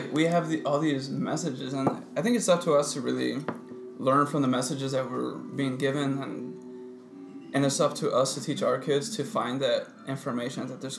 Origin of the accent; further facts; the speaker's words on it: Puerto Rico; born there; Even though I was born in Puerto Rico, heavy Afro influence.